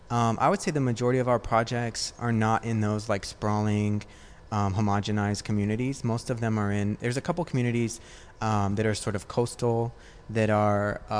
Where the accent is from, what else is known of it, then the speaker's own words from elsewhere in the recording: Newport Beach, California, United States; Like I tell people, like we're from L.A., so that they kind of know where I am. Because if I say that I'm from Orange County or Newport Beach